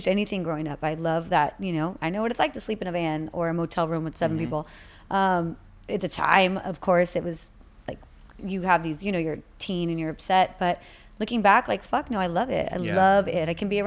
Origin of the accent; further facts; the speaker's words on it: Rancho Cucamonga, California, United States; I grew up in Rancho Cucamonga, Alta Loma. But I say the Inland Empire